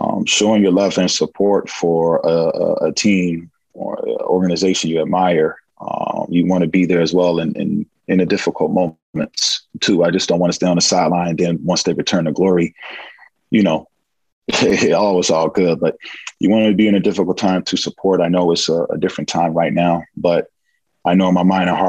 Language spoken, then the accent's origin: English; California, United States; moved away as an adult; now in Greece; being born and raised in California and also, you know, staying up in the northern part of California for a part of my life